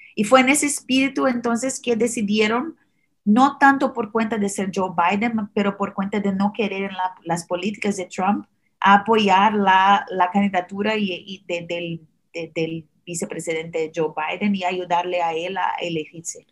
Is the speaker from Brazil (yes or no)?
yes; Brazil; Spanish is a second language; now in United States; soy originalmente de Brasil, ah, por eso el acento un poco diferente.